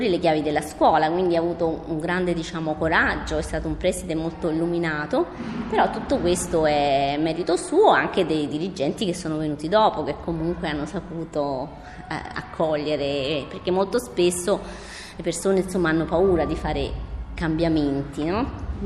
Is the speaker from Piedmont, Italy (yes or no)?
no; Pantelleria, Sicily, Italy; io sono migrante anche io perché vengo da Mantelleria, sono una, una piccola isola del Mediterraneo